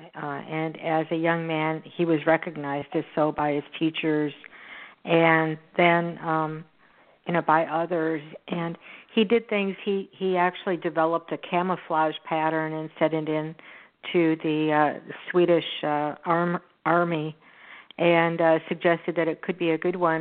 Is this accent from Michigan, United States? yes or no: no; Houston, Texas, United States; this is in my hometown. It's in Houston